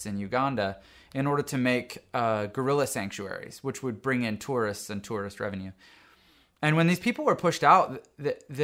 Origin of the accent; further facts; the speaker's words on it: Canada; moved away as an adult; now in United States; I grew up in Canada, lived most of my adult life in the U.S.